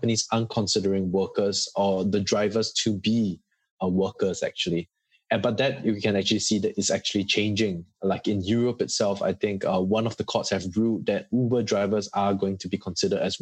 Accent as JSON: {"language": "English", "country": "Singapore", "moved": "yes", "lives_now": "Australia", "said": "I'm from Singapore"}